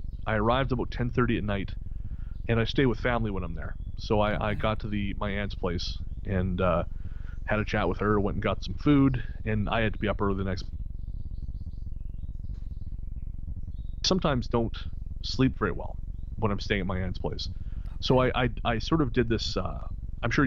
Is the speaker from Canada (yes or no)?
yes; Revelstoke, British Columbia, Canada; Revelstoke, B.C., my hometown